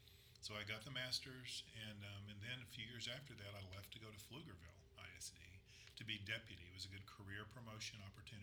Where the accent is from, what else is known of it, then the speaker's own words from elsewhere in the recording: Casablanca, Casablanca-Settat, Morocco; born there; So I was born in Morocco, Casablanca, on Thanksgiving Day, 1961.